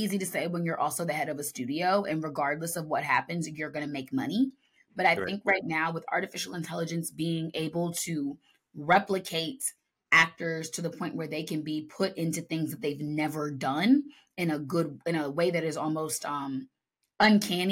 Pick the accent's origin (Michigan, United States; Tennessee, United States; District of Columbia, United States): District of Columbia, United States; Washington; the theater where I took my first conservatory style acting class in my hometown.